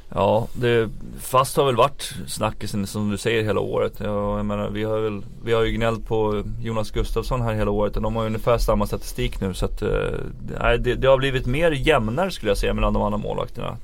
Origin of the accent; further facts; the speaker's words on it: Sweden; som, som svenskar